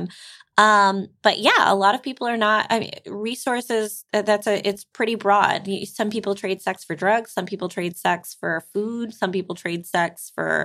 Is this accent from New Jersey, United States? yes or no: no; New York City, New York, United States; I grew up in New York City